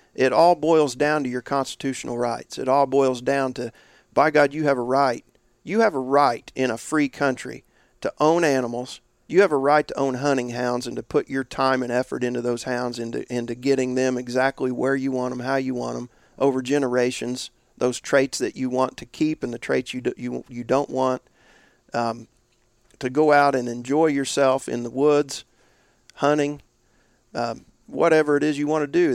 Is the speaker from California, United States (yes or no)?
no; Indiana, United States; my home state, Indiana